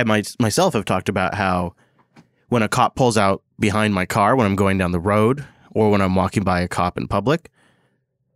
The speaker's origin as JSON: {"language": "English", "town": "Seattle", "region": "Washington", "country": "United States", "tie": "born or raised there", "said": "my hometown of Seattle"}